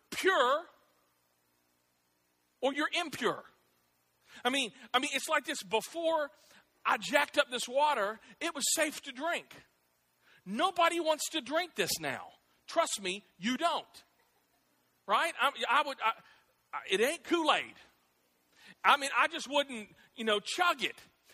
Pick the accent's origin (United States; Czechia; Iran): United States; Clarksville, Tennessee; I grew up here in Clarksville. I went to Austin Peay